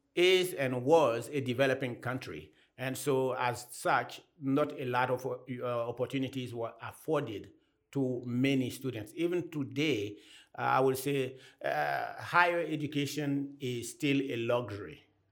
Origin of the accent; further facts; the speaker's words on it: Côte d’Ivoire; first language Anyi; English is a second language; moved away as an adult; also born or lived in Bloomington, Indiana / Pasadena, California; now in United States; I come from the Ivory Coast. That's where I was born and I grew up.